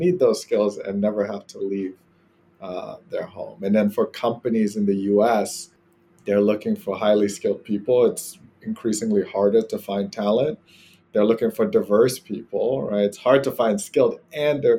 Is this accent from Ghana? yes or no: yes; Ghana; moved away as an adult; now in United States; from Ghana, originally West Africa, and that's where I grew up